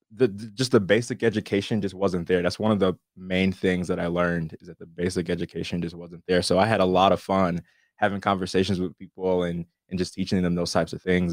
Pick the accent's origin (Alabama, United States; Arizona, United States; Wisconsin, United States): Wisconsin, United States; born and raised in Wisconsin